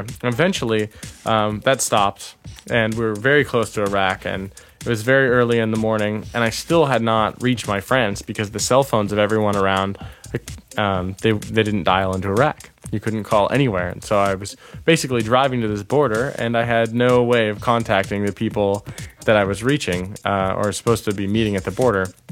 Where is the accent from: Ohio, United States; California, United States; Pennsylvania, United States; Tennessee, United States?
California, United States; a town near San Francisco; moved away as an adult; now in Toronto, Canada